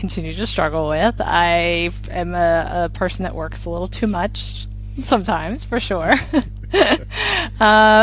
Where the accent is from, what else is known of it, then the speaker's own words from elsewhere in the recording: Maryland, United States; moved away as an adult; also born or lived in China; now in Spain; I'm from Maryland